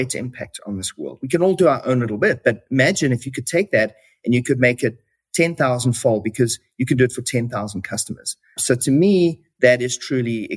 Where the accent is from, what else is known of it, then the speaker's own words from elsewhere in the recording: South Africa; moved away as an adult; now in Canada; As you can probably hear from my accent, I was originally born in South Africa